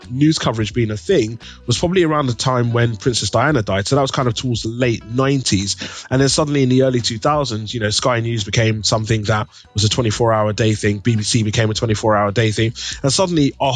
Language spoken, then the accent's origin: English; London, United Kingdom; growing up in East London